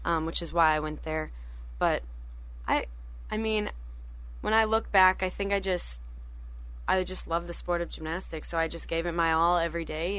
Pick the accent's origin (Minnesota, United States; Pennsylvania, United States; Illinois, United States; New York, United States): Minnesota, United States; Rogers; I'm from originally from Rogers, Minnesota